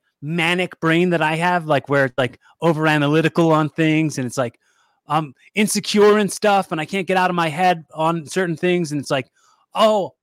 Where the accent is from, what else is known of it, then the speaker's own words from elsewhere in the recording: Philadelphia, Pennsylvania, United States; I'm from Phily